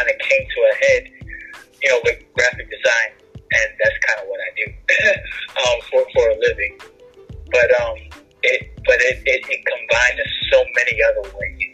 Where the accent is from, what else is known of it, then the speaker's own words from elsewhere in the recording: New York, United States; I grew up in New York